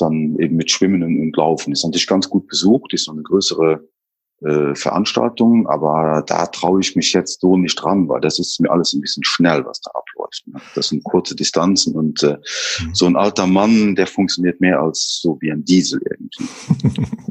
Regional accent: northern Luxembourg, Luxembourg; komme aus dem äh, Norden äh, von Luxemburg

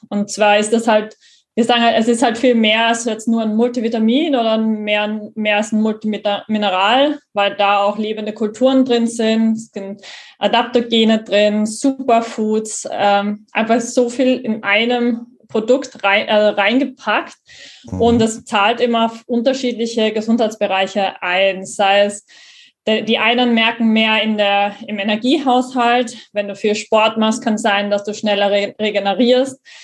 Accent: Graz, Styria, Austria; also born or lived in Hamburg; in meiner Heimatstadt in Graz in Österreich

